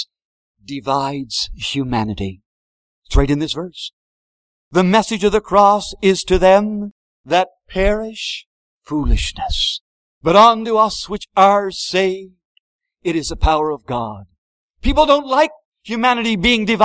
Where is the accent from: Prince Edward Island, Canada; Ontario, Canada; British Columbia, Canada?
Prince Edward Island, Canada; I come from Prince Edward Island